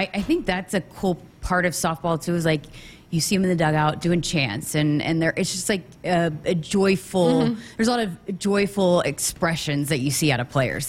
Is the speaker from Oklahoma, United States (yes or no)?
yes; Oklahoma, United States; because I came from Oklahoma and, and the fan support here for all women's sports, you don't find that everywhere.